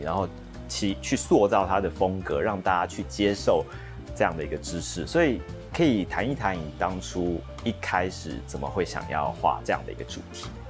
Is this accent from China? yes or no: no; Taiwan; 我们台湾人